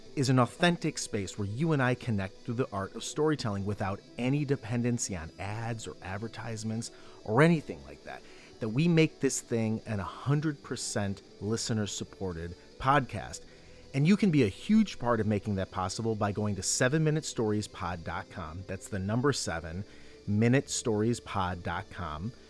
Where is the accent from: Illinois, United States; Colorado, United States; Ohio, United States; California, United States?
Ohio, United States; the state of Ohio, my home state